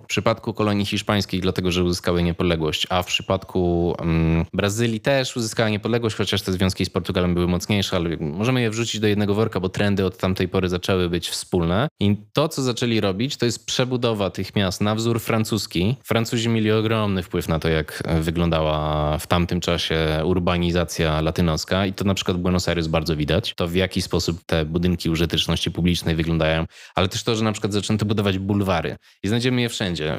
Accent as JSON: {"language": "Polish", "town": "Łódź", "region": "Łódź Voivodeship", "country": "Poland", "tie": "born or raised there", "moved": "as an adult", "said": "ja się wychowywałem w chyba tej najgorszej Łodzi"}